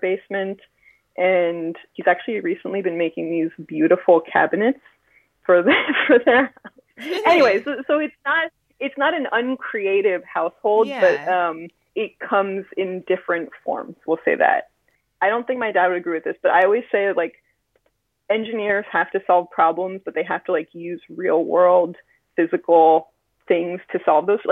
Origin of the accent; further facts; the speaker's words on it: Philadelphia, Pennsylvania, United States; now in Fort Worth, United States; I'm originally from the Philadelphia area, and I've lived a lot of places between there and here.